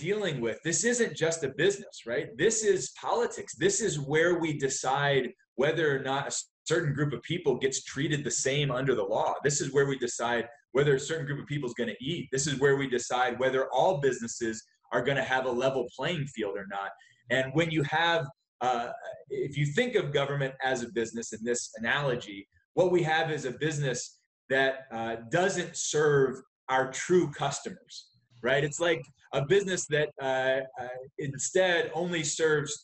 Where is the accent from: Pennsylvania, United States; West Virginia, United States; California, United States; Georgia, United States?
West Virginia, United States; moved away; also born or lived in Charleston, West Virginia / Texas; I grew up in West Virginia. My family then moved to Texas.